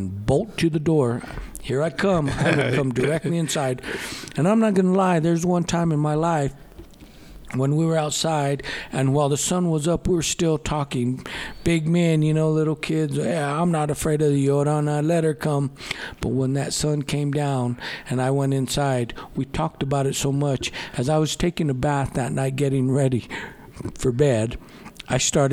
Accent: Gallup, New Mexico, United States; also born or lived in Albuquerque, New Mexico; We were raised here in New Mexico in the Southwest

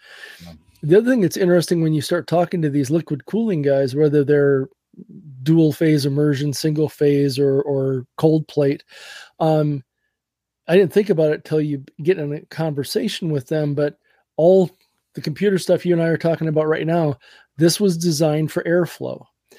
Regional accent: Wisconsin, United States; I grew up in Western Wisconsin.

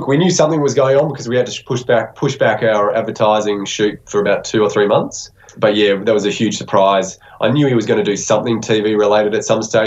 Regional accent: Victoria, Australia; now we're from Victoria

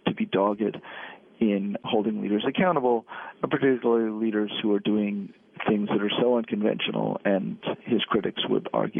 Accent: New York City, New York, United States; based in a small state has been great, and I've raised my kids here. But I'm returning to city life. I grew up in New York City

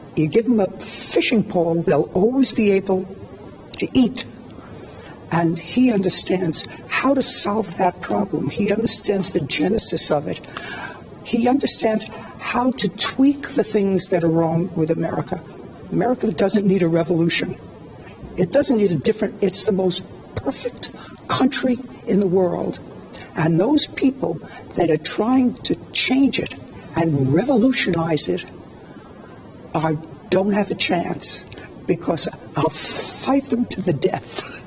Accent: New York City, New York, United States; I was born in Brooklyn, so I have Brooklyn street smarts

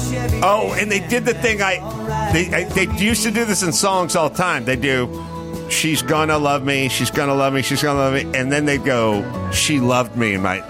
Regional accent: Los Angeles, California, United States; I'm from Los Angeles.

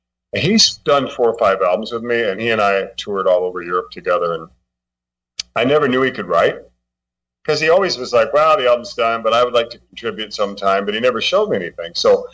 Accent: Montana, United States; also born or lived in Oklahoma, United States; now in Italy; That's kind of where I was born in Oklahoma, but I'm a Montana boy. That's what I consider. I live in Italy now.

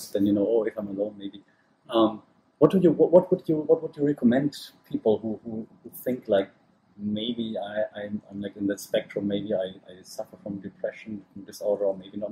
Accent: Germany; now in Thailand; I'm from Germany

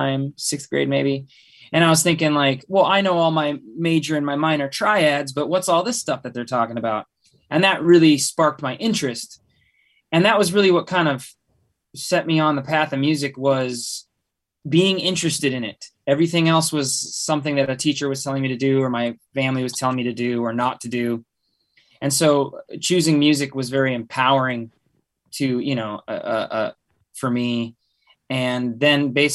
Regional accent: Bellingham, Washington, United States; Bear and I grew up in Bellingham, Washington

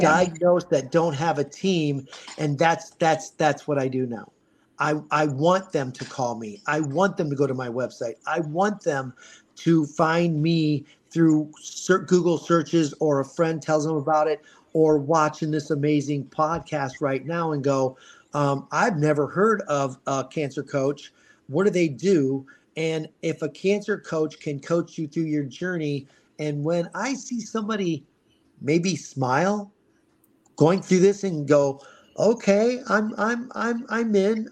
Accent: Ohio, United States; now in Scottsdale, United States; I was born in Ohio, and I I dealt with the snow, and I dealt with the cold, and I dealt with the gray skies for a long time. And now I'm in Arizona designing landscaping and swimming pools. So for this Ohio boy

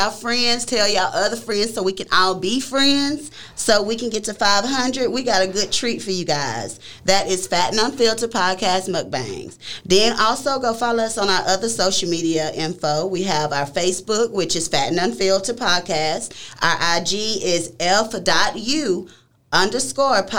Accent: Tyler, Texas, United States; we are from Tyler, Texas. That's where we

